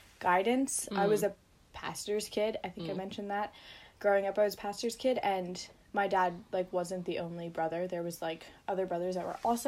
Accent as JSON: {"language": "English", "country": "United States", "said": "We're from America."}